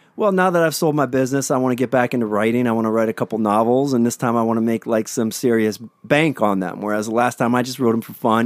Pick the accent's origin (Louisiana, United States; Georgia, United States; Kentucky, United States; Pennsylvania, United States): Pennsylvania, United States; Pittsburgh; now in Hermosa Beach, United States; I grew up in Pennsylvania